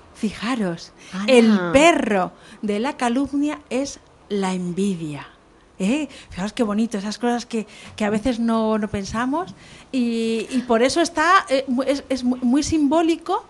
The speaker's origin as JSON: {"language": "Spanish", "town": "Madrid", "region": "Community of Madrid", "country": "Spain", "moved": "yes", "lives_now": "Canary Islands, Spain", "said": "yo soy madrileña"}